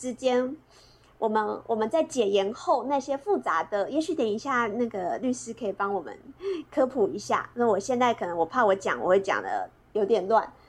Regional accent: Chiayi, Taiwan; moved away; 我老我老家是嘉义，

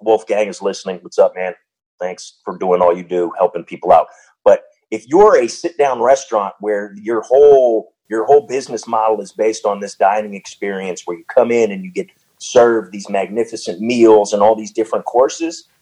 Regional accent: Canada; moved away; I am Canadian.

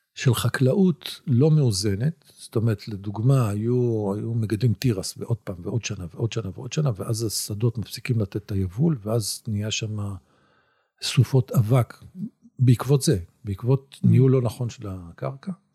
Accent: Israel

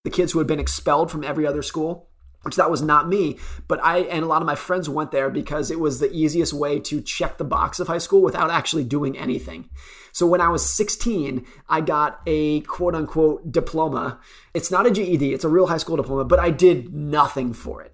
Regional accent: United States; I grew up around Lake Tahoe

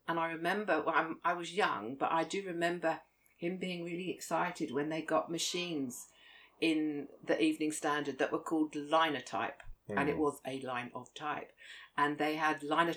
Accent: London, United Kingdom; accent: Cockney; also born or lived in Crouch End, London; I was born and grew up in Finsbury Park

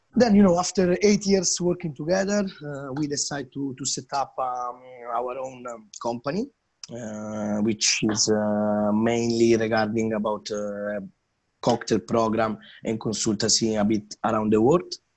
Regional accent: Milan, Lombardy, Italy; English is a second language; moved away as an adult; now in London, United Kingdom; I start to make, let's say, you know, the first tea, coffee, and, uh, and cappuccinos back in, uh, in my hometown, so Milano.

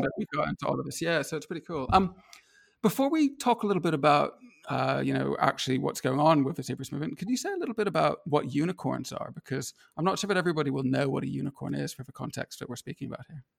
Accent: United States; now in Edinburgh, United Kingdom; I grew up in the States

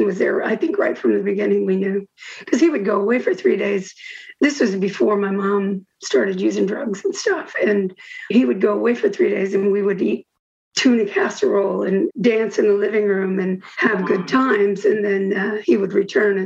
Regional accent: Houston, Texas, United States; also born or lived in Bettendorf, Iowa / Davenport, Iowa / California / Kansas; when I was about 7 or 8, we moved from Davenport. Well, Bettendorf, we were in Bettendorf, and we moved to Houston

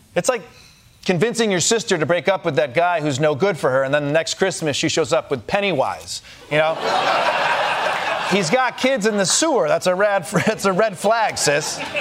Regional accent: Michigan, United States; my home state of Michigan

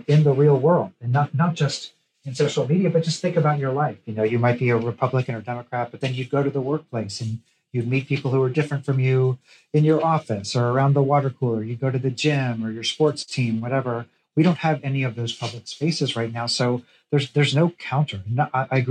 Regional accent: Missouri, United States; now in Tennessee, United States; I'm from Missouri. I've spent a lot of time in rural Missouri. I live in Tennessee.

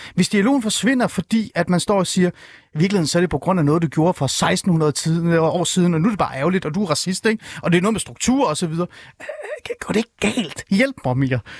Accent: Iran; now in Denmark; jeg er jo selv iraner.

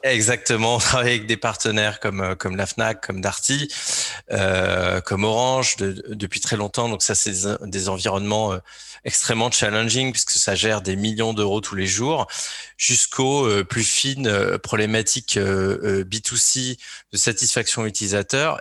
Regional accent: Alençon, Normandy, France; je suis originaire de Normandie, d'Alençon pour être précis

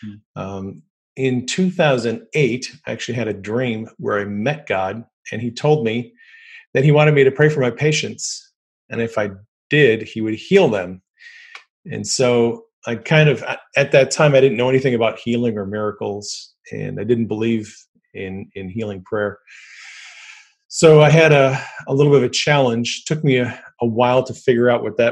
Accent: United States

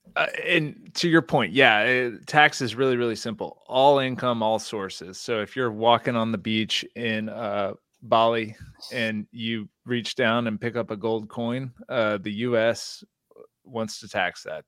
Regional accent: Houston, Texas, United States; I'm from Houston, Texas

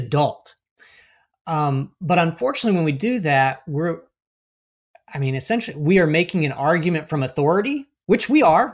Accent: Florida, United States; we grew up in Florida

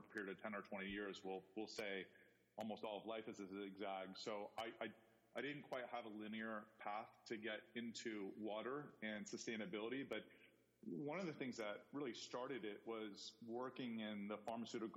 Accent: Ohio, United States; moved away as an adult; also born or lived in Indiana; I grew up in Ohio, went to school in Indiana

